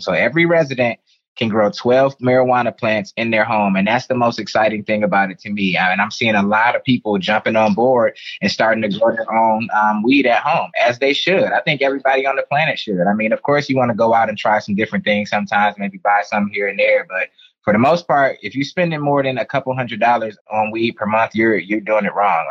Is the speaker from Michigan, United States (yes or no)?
yes; Detroit, Michigan, United States; I grew up in Detroit. Shout out to my city, Detroit, Michigan